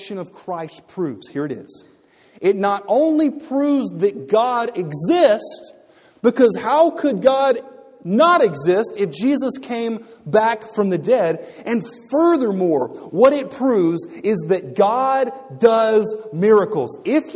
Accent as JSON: {"language": "English", "region": "Louisiana", "country": "United States", "tie": "born or raised there", "said": "when I was growing up in Louisiana, or when I was 15 and 16, we would go out in the swamps"}